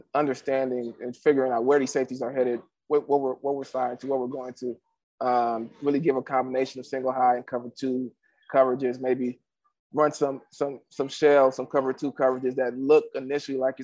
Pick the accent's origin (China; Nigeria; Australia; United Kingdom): Nigeria; I'm a Nigerian player